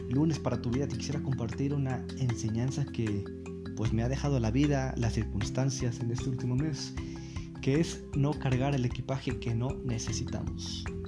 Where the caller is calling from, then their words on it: Mexico; also born or lived in Rome, Italy; Muchos saludos desde México ahora. Ya no son saludos desde Roma porque justamente hace casi un mes llegué a México